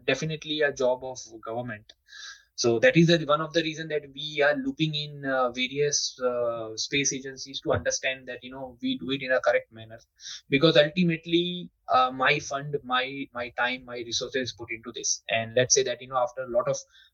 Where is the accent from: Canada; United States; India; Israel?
India; we are always ahead as an Indian